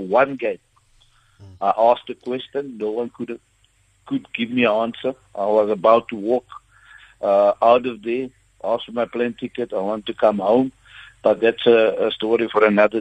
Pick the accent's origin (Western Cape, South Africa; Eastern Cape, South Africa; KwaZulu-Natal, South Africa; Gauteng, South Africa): Western Cape, South Africa; Stellenbosch; the area I come from is Stellenbosch. I come from Clutersville.